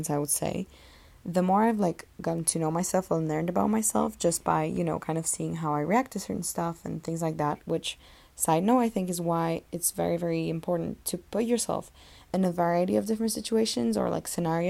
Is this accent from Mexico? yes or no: no; Poland; moved away; home, which is in Poland